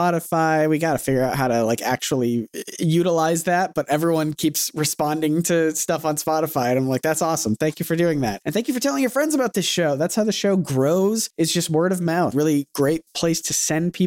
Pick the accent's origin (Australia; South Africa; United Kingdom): United Kingdom; Scotland; Yeah, that's where I'm from. I'm from Scotland